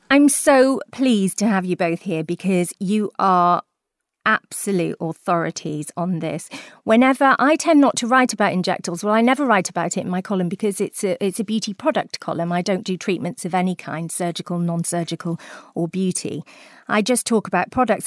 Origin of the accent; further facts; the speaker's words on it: South Wales, United Kingdom; I come from South Wales